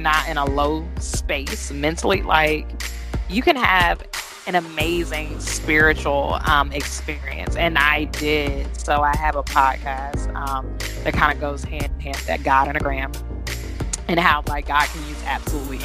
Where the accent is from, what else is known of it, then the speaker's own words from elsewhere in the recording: Georgia, United States; I grew up in Georgia, okay? So being in a southern state